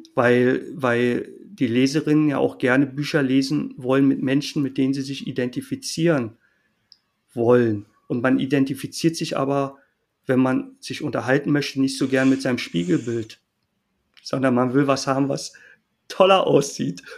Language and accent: German; Berlin, Germany; also born or lived in Jena; Für mich als äh, Berliner